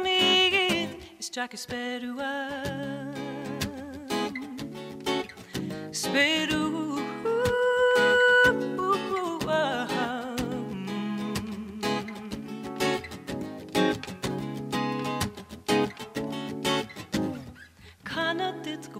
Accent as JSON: {"language": "English", "town": "Ennis", "region": "County Clare", "country": "Ireland", "tie": "born or raised there", "said": "I grew up in Ennis."}